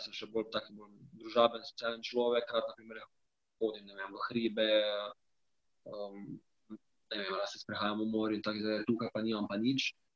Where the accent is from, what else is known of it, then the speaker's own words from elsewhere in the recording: Slovenia; moved away as an adult; now in Spain; sem jaz prišel iz Slovenije